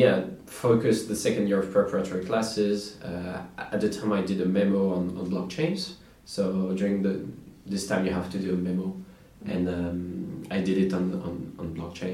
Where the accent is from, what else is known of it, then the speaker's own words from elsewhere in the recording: Normandy, France; grew up in the countryside in Normandy